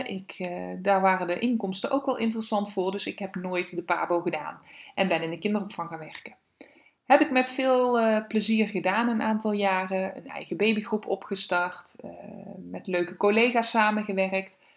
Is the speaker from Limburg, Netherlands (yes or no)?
yes; Limburg, Netherlands; Ik, eh, ja, ik vertelde net al, ik kom uit Limburg. Ik heb daar gewoond.